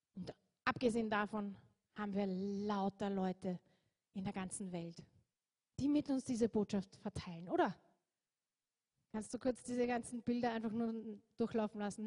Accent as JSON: {"language": "German", "country": "Austria"}